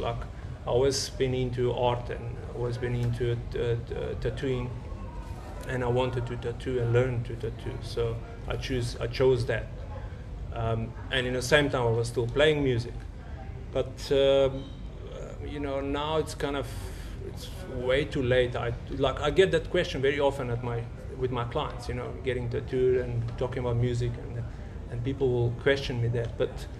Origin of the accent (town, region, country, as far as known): North Macedonia; now in South Africa